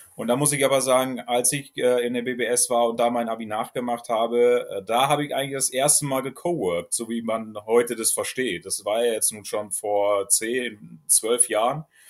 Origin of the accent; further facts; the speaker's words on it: Trier, Rhineland-Palatinate, Germany; moved away as an adult; also born or lived in Celle, Lower Saxony; ich komme ja ursprünglich aus, aus Trier, aus Rheinland-Pfalz